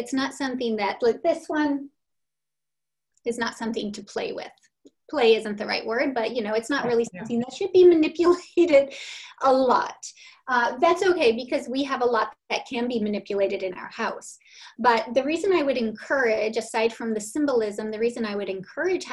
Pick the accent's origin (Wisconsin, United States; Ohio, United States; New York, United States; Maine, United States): Wisconsin, United States; Milwaukee; moved away; I come from Milwaukee, Wisconsin, and we all celebrated St. Nicholas Day